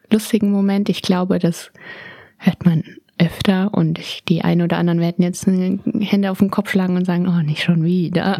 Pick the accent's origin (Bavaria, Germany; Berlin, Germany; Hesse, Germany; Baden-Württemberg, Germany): Berlin, Germany; ich bin in Berlin geboren am 19.12.